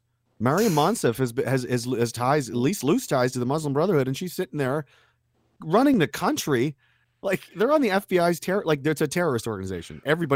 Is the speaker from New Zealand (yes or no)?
no; Canada